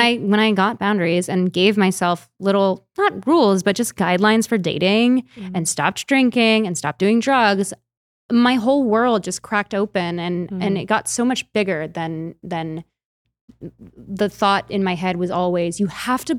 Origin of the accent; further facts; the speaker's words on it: Chicago, Illinois, United States; I'm from Chicago.